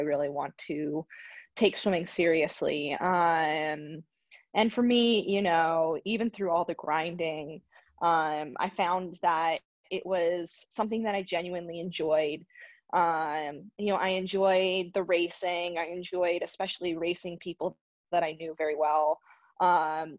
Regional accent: Arizona, United States; I was born in Arizona

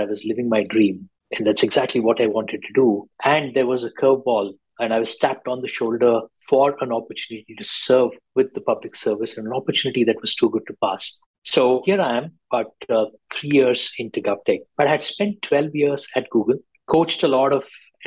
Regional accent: Bangalore, Karnataka, India; moved away as an adult; now in Singapore; I'm originally from Bangalore and Singapore's home for 14 years now

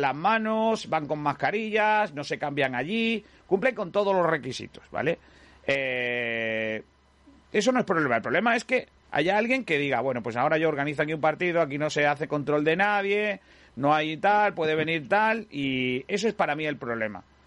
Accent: Rincón de la Victoria, Andalusia, Spain; en mi pueblo, el Rincón

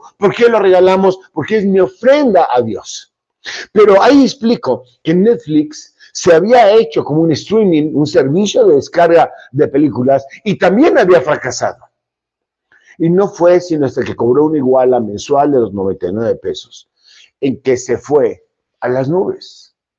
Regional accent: Monterrey, Nuevo León, Mexico; cómo somos los regiomontanos

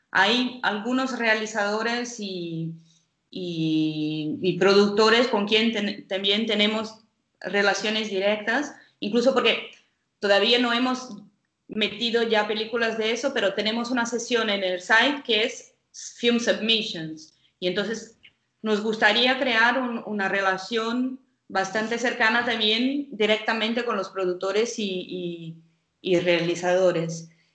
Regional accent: Brazil; Spanish is a second language; now in Portugal; yo soy brasileña.

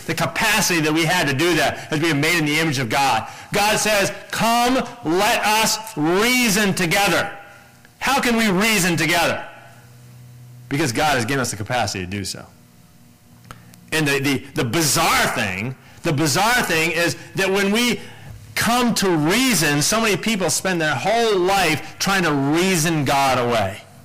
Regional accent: United States; as an American

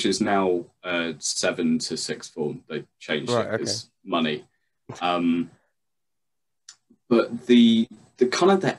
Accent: Leicester, East Midlands, United Kingdom; That's where I grew up in Leicester.

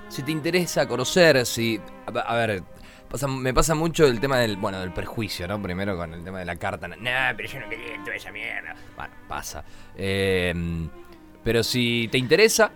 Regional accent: Argentina

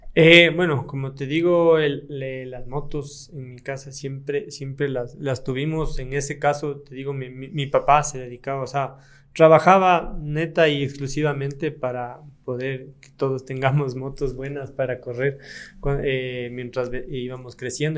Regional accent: Latacunga, Cotopaxi, Ecuador; mi provincia Cotopaxi

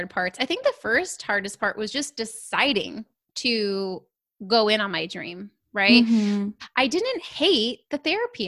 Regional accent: Southern California, United States; I grew up in Southern California

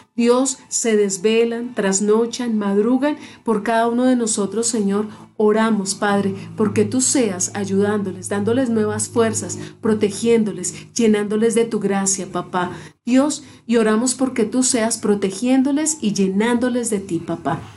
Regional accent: Colombia; nuestra Colombia

